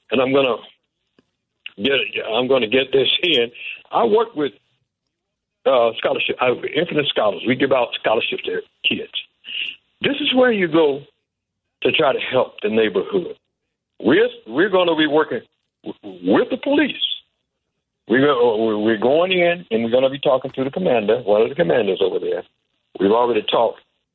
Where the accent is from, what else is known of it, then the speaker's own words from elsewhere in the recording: Chicago, Illinois, United States; But I grew up in Chicago, and I know what happened. I know how I was treated when I was a kid in Chicago